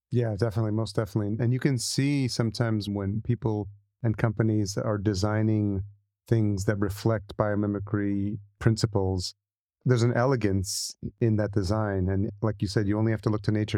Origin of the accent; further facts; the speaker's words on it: El Salvador; I'm Salvadorian, so I'm very familiar with the Latino culture